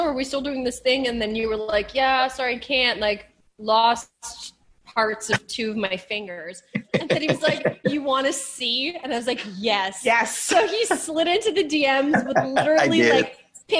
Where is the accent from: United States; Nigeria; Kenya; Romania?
Romania; now in Canada; I'm from Romania originally.